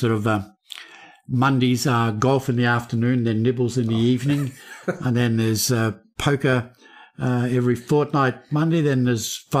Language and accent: English; Melbourne, Victoria, Australia; moved away; I grew up in Melbourne